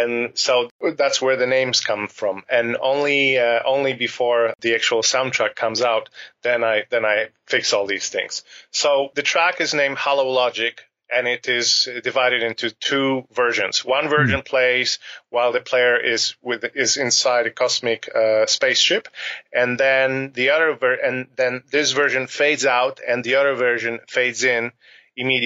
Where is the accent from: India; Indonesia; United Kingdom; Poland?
Poland; Warsaw, Masovian Voivodeship; also born or lived in Nairobi, Kenya / Kano, Nigeria; When I was five, we moved back to Poland, to Warsaw.